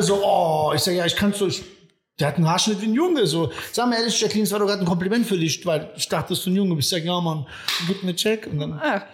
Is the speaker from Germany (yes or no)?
yes; Friedberg, Hesse, Germany; also born or lived in Serbia / Frankfurt; ich bin da in der Ecke Friedberg groß geworden